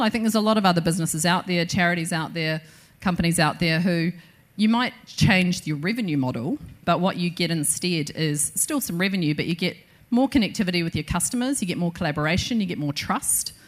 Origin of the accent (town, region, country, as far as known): New Zealand